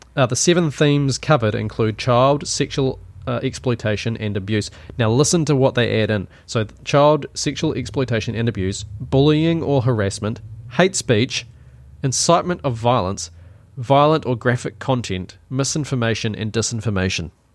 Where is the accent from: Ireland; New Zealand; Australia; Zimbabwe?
New Zealand; accent: Kiwi; My Kiwi accent